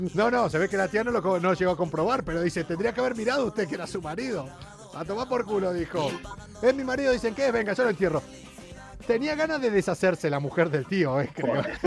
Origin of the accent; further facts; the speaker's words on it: Mendoza, Argentina; moved away; yo soy de allá de casi al lado, de allá de Mendoza